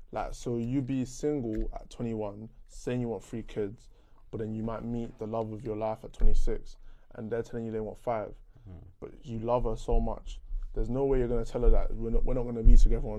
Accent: England, United Kingdom; obviously we've all grown up in England

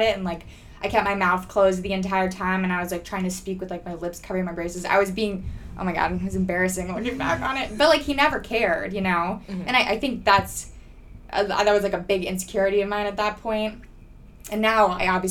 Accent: Northern Virginia, United States; I am from Northern Virginia, right outside of Washington, D.C.

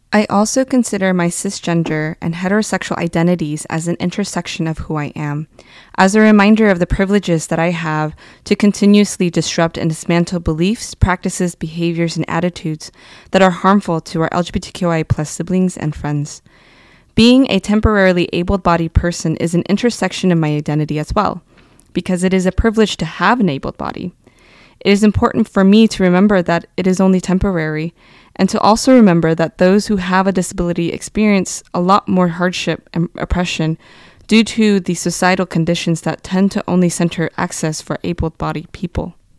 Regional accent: Fresno, California, United States; moved away as an adult; also born or lived in Suisun City, California; now in Sacramento, United States; My childhood was spent growing up in the Fresno region until graduating high school

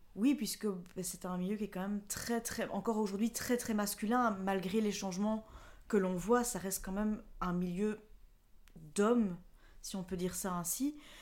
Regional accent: La Louvière, Wallonia, Belgium; Je viens de La Louvière. C'est une, une ville industrielle qui se trouve entre Mons et Charleroi. C'est dans le sud de la Belgique, dans la province de Hainaut.

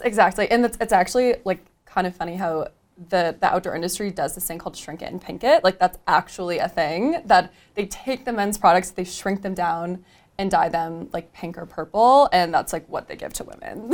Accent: Michigan, United States; moved away as an adult; now in Denver, United States; I moved to Denver from Michigan, which is where I grew up

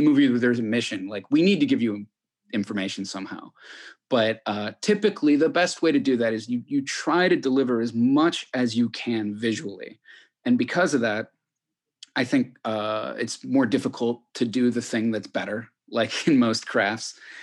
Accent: Chicago, Illinois, United States; I grew up in Chicago

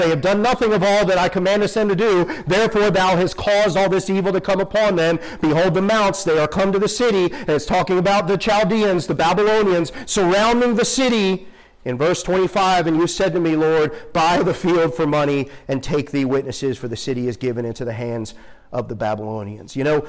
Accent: Northeast, United States; I told you I grew up in the Northeast.

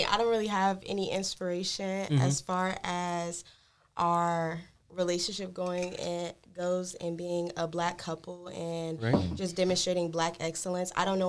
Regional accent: Cleveland, Ohio, United States; now in Richmond, United States; I'm not from Richmond, but where I am from is I was born in Cleveland

